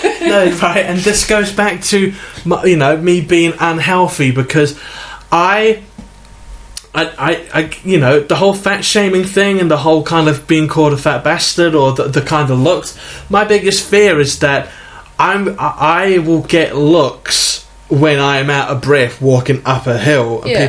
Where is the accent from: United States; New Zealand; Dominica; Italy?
New Zealand; New Zealand, not Hawaii, if yeah. the accents didn't give it away.